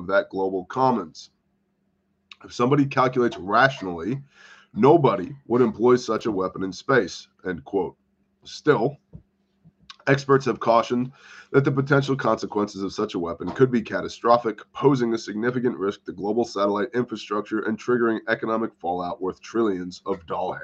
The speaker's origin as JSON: {"language": "English", "country": "United States", "said": "I'm an American."}